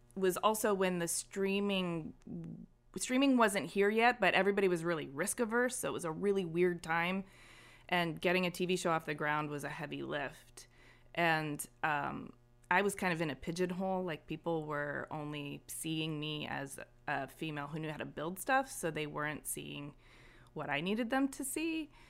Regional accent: Ypsilanti, Michigan, United States; I grew up in Ypsilanti, Michigan, um, and it was a great little town to grow up

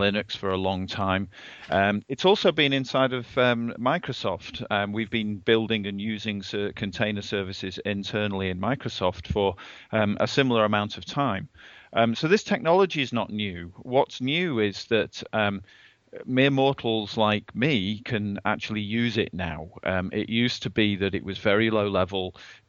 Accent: England, United Kingdom; moved away as an adult; now in Redmond, United States; I'm an Englishman. I'm an expat here in Redmond in the US. And I moved over here a couple of years ago

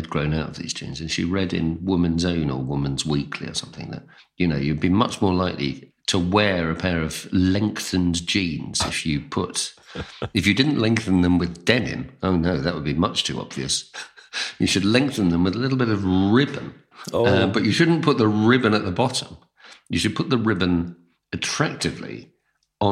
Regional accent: London, United Kingdom; growing up in the East End was fantastic, actually. It's just a very, very entertaining place to grow up.

